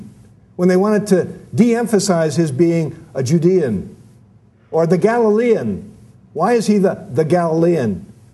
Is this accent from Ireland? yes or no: yes; Ireland; Or as we Irish put it, we would rather have contention than loneliness.